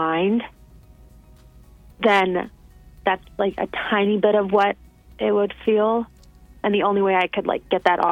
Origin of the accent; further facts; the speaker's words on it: West Bloomfield, Michigan, United States; I grew up in West Bloomfield